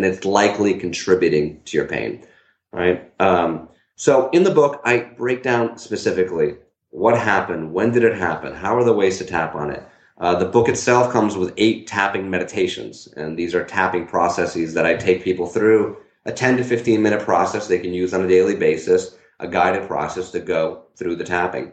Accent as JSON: {"language": "English", "town": "Newtown", "region": "Connecticut", "country": "United States", "tie": "born or raised there", "said": "my hometown is Newtown, Connecticut"}